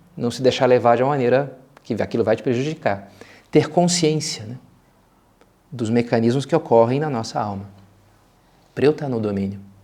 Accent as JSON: {"language": "Portuguese", "region": "Rio de Janeiro", "country": "Brazil", "said": "como bom carioca que sou"}